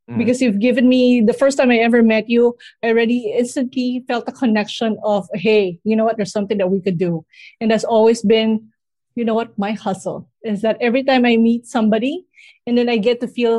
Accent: San Pablo, Calabarzon, Philippines; So I'm in San Pablo. So I grew up in San Pablo City.

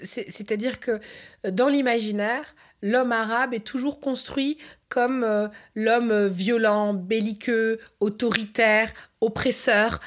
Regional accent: France; en tant que Français et Française, on a de la chance

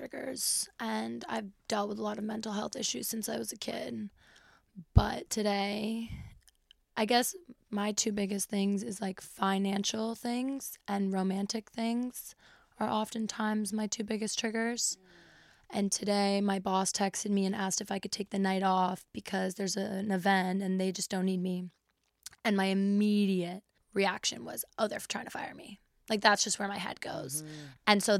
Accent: England, United Kingdom; born there; also born or lived in Los Angeles, United States; I was born in England and I've lived abroad and I tried living in LA, which failed miserably.

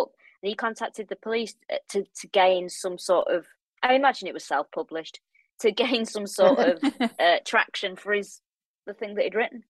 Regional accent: Manchester, North West England, United Kingdom; I'm from North Manchester

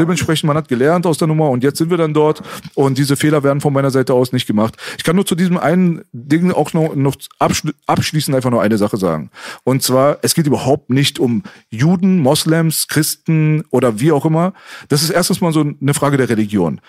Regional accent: Germany; sie sind doch Deutscher, sie sind doch hier geboren

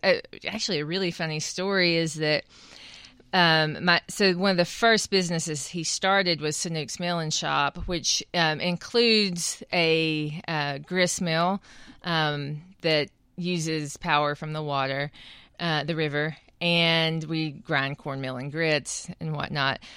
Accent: Qualla, North Carolina, United States; I also missed a Cherokee community. I missed being around other Native people

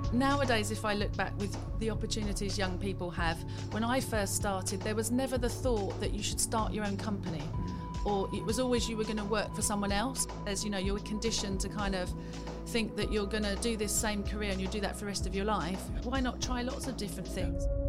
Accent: Welwyn Garden City, East of England, United Kingdom; in a small town in Hertfordshire, Welling Garden City

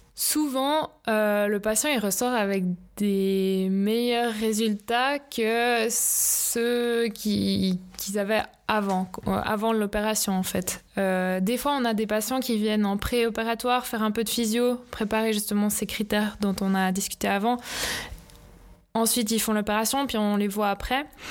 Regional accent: Lausanne, Vaud, Switzerland; also born or lived in Leukerbad; j'ai fait mes études à Loèche-les-Bains, mais j'ai grandi ici à Lausanne

